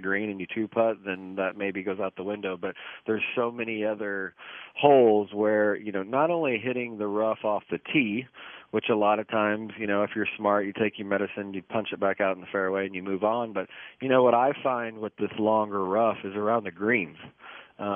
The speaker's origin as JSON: {"language": "English", "country": "United States", "said": "as an American"}